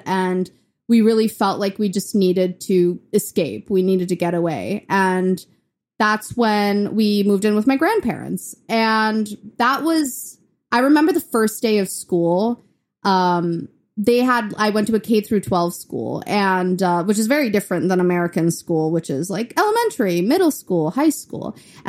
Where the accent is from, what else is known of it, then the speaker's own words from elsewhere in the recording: Chennai, Tamil Nadu, India; now in Memphis, United States; So that's when we moved from India to Memphis, and I was in Chennai, India, which is in the south.